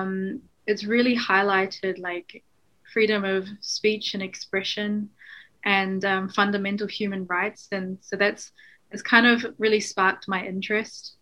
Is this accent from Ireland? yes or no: no; New Zealand; also born or lived in Hong Kong; I am originally from Hong Kong, but I grew up in New Zealand, and um, I'm mixed Hong Kong British.